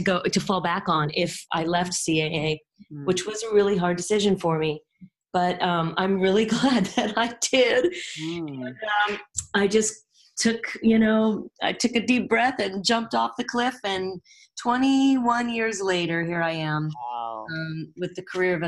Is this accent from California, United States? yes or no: yes; Los Angeles, California, United States; I'm from Los Angeles, believe it or not. I was born at USC and raised in the Valley